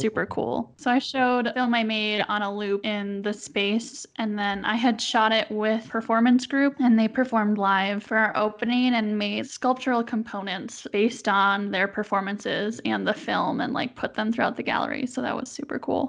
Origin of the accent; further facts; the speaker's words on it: Milwaukee, Wisconsin, United States; moved away as an adult; now in Utah, United States; I grew up in Milwaukee